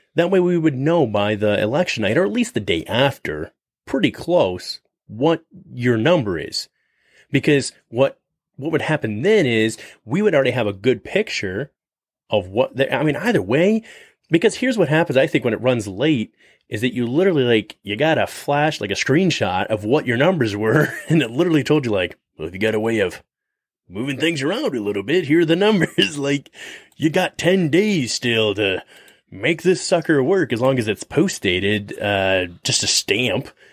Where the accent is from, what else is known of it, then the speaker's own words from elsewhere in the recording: United States; we as the American people